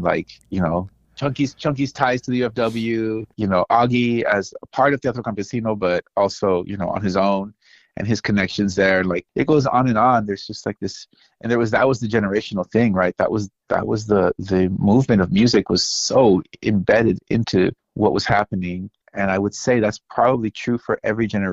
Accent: Salinas, California, United States; also born or lived in Los Angeles; I was born in Salinas.

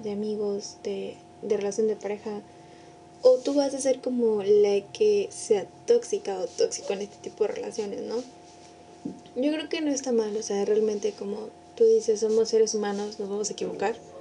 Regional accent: San Luis Potosí, Mexico; Todos somos potosinos, potosinas.

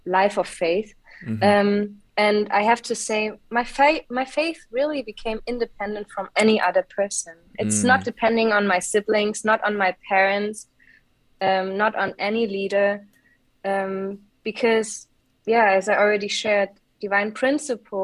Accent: Munich, Bavaria, Germany; now in Mainz, Germany; I grew up in Munich, in Bavaria, in the beautiful mountains.

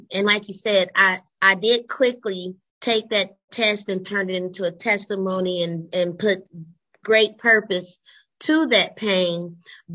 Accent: Dayton, Ohio, United States; born and raised in the Gem City, the city of Flight and Funk, Dayton, Ohio.

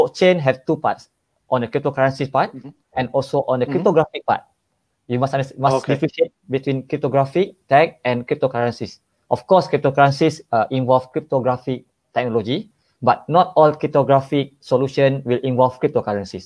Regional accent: Malaysia; I'm from Malaysia.

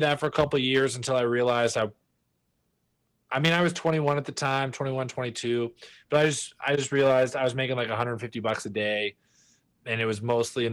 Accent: Galveston, Texas, United States; moved away as an adult; also born or lived in Denver, Colorado; now in Los Angeles, United States; I grew up in Texas in Galveston, little small kind of island right off the coast

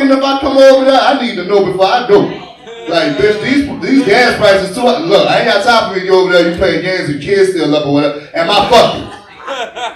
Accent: New Orleans, Louisiana, United States; I'm from New Orleans

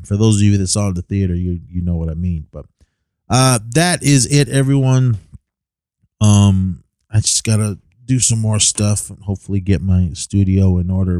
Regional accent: Oakland, California, United States; my hometown. uh, in Oakland, California.

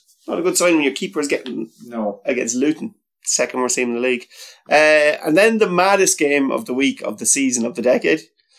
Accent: Ireland; as an Irish person who goes to matches

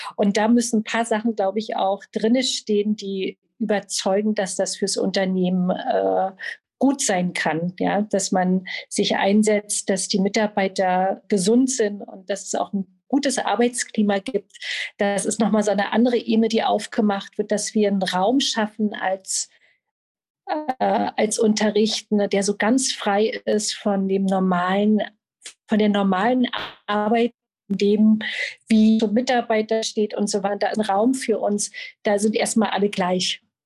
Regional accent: Berlin, Germany; Ich bin Berlinerin und unterrichte seit 15 Jahren Yoga überall in Berlin

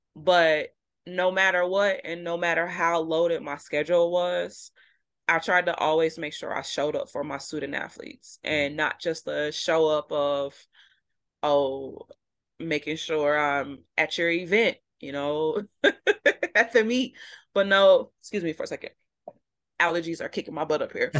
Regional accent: Midwest, United States; moved away as an adult; now in Vermont, United States; We're from the Midwest

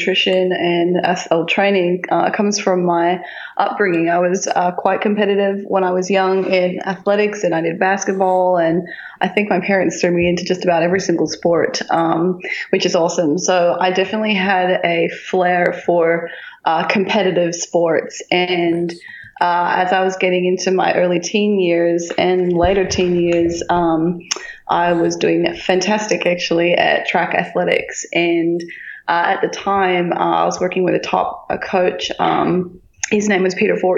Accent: Tasmania, Australia; moved away; my hometown in Tassie

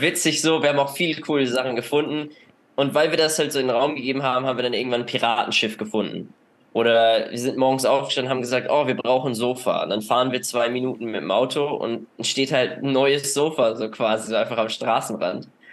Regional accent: Northern Germany, Germany; moved away as an adult; ich komme ja aus dem, aus dem Norden Deutschlands

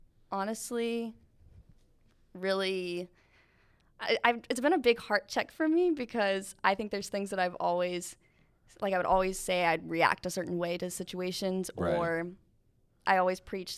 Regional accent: Alabama, United States; accent: Southern; I have my big Southern accent. I was from down in South Alabama.

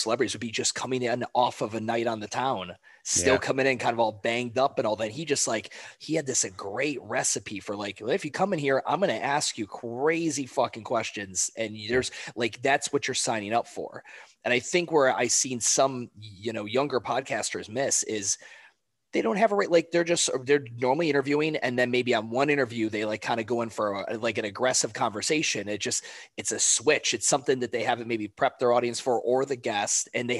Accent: Cleveland, Ohio, United States; Like, I'm from Cleveland, Ohio. I've got friends that are Pittsburgh Steelers fans.

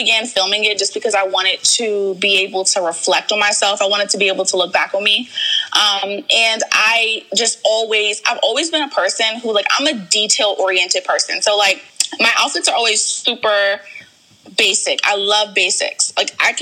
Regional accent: Largo, Maryland, United States; also born or lived in Warrenton, Virginia; I moved to Maryland when I think I'm maybe like seven. So like first or second grade. And I kind of grew up in like the Largo area

